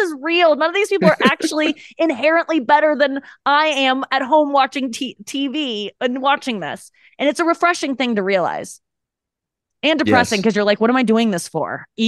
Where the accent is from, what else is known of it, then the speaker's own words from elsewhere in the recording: St. Louis, Missouri, United States; I still live in St. Louis. Yeah. I moved back during the pandemic and then I just stayed. That's my hometown.